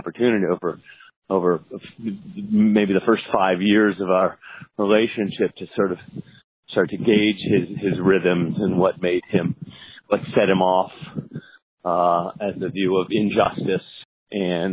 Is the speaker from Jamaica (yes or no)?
no; Los Angeles, California, United States; I was from Los Angeles, and back when I was finishing law school